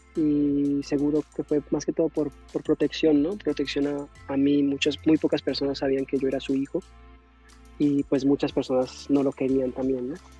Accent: Yumbo, Valle del Cauca, Colombia; moved away as an adult; also born or lived in Cali; now in New York, United States; yo soy de Colombia, nací en Cali, me crié en un pueblo cerca de Cali que se llama Jumbo. Eh, y eso es el valle

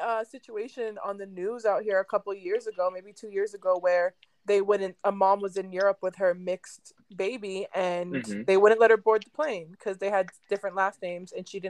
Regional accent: Vancouver, British Columbia, Canada; also born or lived in United States; I'm mixed. I'm from Vancouver. My mom is white. My dad is black. My dad's American though, so I still had. And I lived in the States growing up for the most part

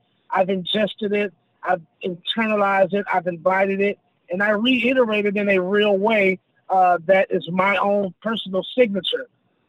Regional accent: the South, United States; just not too far up the road in Atlanta, Georgia. So, I'm most certainly a country boy at heart, and I'm definitely a Southerner overall and in general.

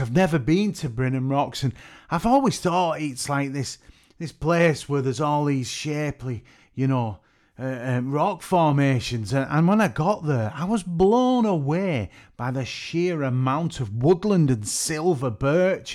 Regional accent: Merseyside / Lancashire, North West England, United Kingdom; I'm from the Northwest. They call it Merseyside, but I always like to feel I'm from Lancashire

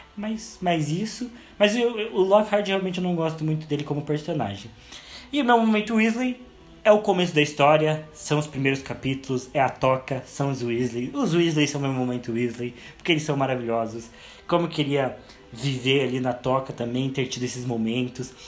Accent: Curitiba, Paraná, Brazil; Eu sempre vou continuar tendo nascido em Curitiba.

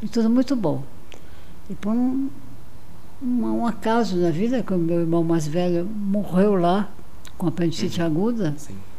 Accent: Brazil; also born or lived in Marajó; eu sou do Brasil, eu sou cirurgião

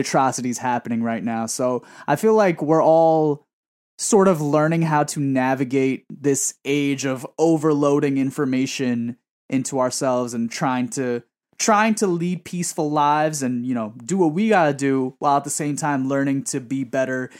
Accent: New York City, New York, United States; born and raised in Woodside

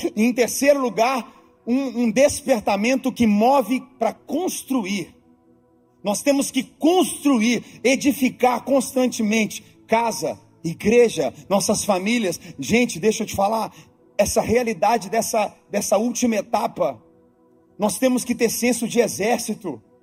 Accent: Brazil; now in Orlando, United States; como brasileiros

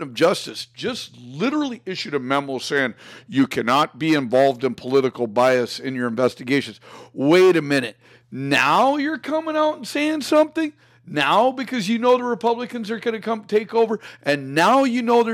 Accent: Florida, United States; now in Minnesota, United States; I was born in Florida.

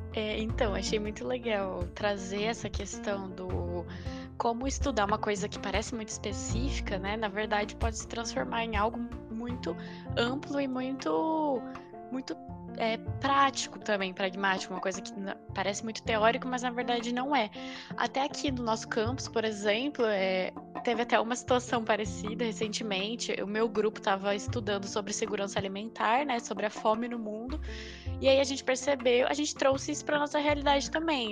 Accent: Ribeirão Preto, São Paulo, Brazil; moved away as an adult; eu sou de Ribeirão Preto

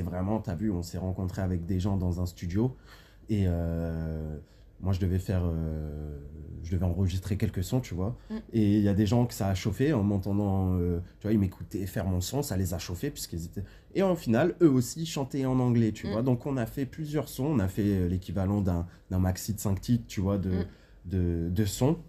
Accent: France; je suis de la France

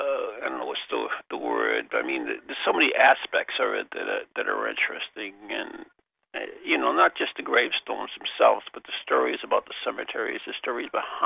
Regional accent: New England, United States; we grew up in New England, so we know what New England's like

